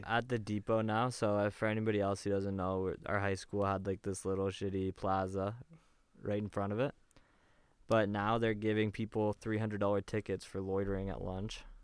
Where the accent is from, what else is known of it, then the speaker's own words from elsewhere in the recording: Oshawa, Ontario, Canada; I'm from Oshawa